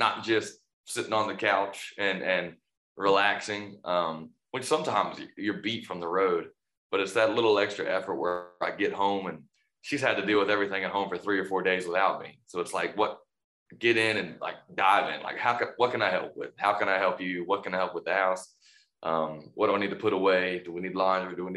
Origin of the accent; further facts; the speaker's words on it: North Carolina, United States; it's where I'm born and raised